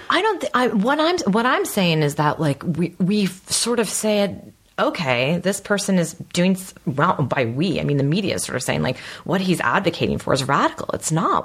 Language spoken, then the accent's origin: English; United States; I totally identify as an American